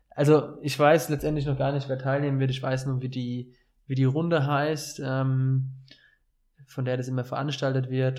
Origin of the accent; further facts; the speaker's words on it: Dreiländereck, Bavaria, Germany; accent: sounds like someone from Offenbach; moved away as an adult; also born or lived in Hesse; Und ich komme ja aus einer sehr speziellen Region, dem Dreiländereck. Also ich hatte es eine halbe, dreiviertel Stunde nach Baden-Württemberg und eine halbe, dreiviertel Stunde nach Hessen von meinem Heimatort aus